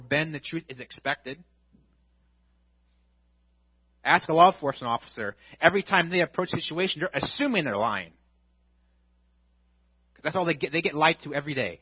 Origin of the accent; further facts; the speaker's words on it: United States; as American Christians